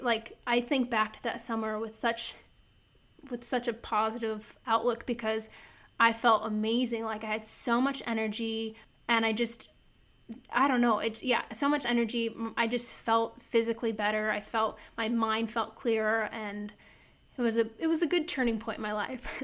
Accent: Iowa, United States; I'm from Iowa. I grew up in the country, like, meat and potatoes and bread sort of girl

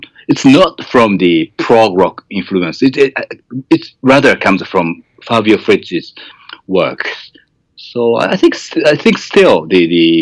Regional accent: Japan; first language Japanese; English is a second language; Japanese because it's my mother tongue

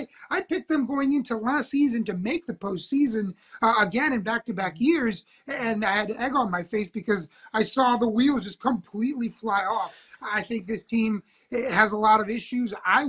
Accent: Washington, District of Columbia, United States; So, look, I'm from Washington, D.C. originally.

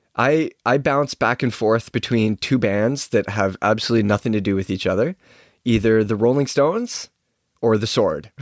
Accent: Chilliwack, British Columbia, Canada; I grew up riding bikes in Chilliwack

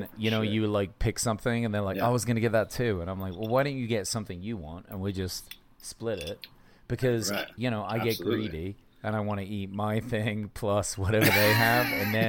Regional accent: United Kingdom; yeah, I am British. I come from British food, bro.

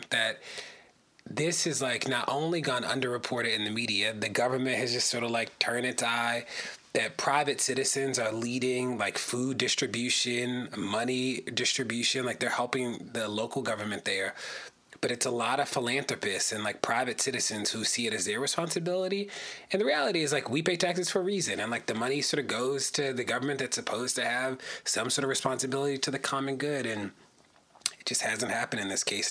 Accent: Baltimore, Maryland, United States; I live in Baltimore. I'm from Baltimore

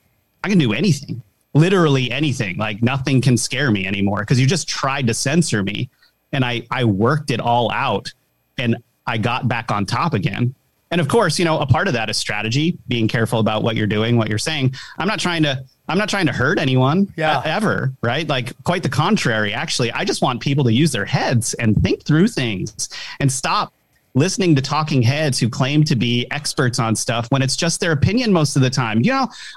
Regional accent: Rhode Island, United States; I'm from like a kind of a small city in Rhode Island, the smallest state in the country.

